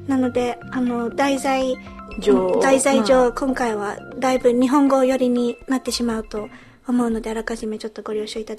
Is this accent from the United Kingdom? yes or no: yes; United Kingdom; also born or lived in Japan; このポッドキャストは日本生まれイギリス育ちの私たちがロンドンからお送りする日本語とイギリス英語のごちゃ混ぜ双子トークです。